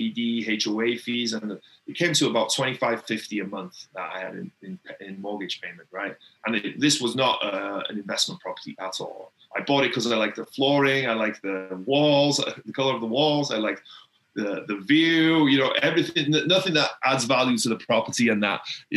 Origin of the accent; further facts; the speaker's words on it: Wales, United Kingdom; I grew up in Wales in the UK. It's a tiny, tiny little town in Wales in the UK